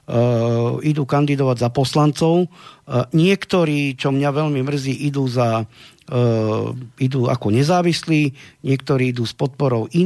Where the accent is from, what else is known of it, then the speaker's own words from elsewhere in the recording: Slovakia; sme Slováci